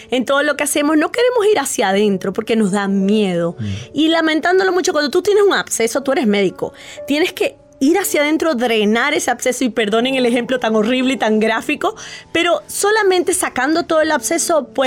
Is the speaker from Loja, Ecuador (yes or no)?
yes; Loja, Ecuador; Eh, soy de acá de Ecuador, de la ciudad de Loja.